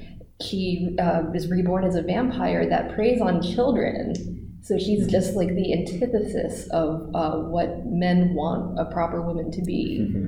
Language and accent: English; United States; as an American woman.